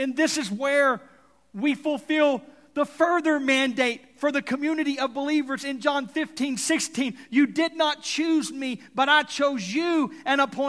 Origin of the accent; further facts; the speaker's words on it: Texas, United States; now in Tulsa, United States; I'm from Texas